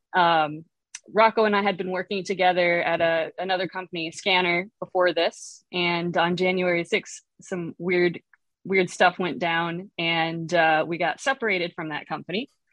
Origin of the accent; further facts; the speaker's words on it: Chicago, Illinois, United States; I'm from Chicago area originally